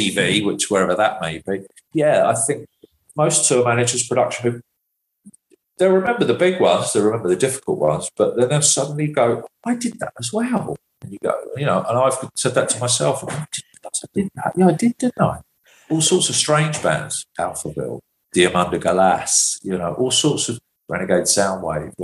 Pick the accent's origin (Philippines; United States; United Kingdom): United Kingdom; England; as an English tour manager